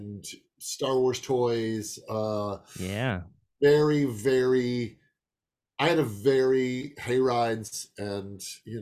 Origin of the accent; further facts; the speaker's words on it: Chicago, Illinois, United States; That's where I grew up